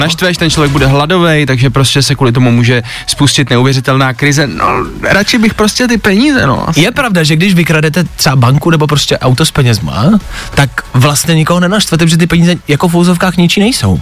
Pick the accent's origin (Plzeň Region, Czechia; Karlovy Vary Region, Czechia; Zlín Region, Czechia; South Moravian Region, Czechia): Plzeň Region, Czechia; Plzeň; Já jsem z Plzně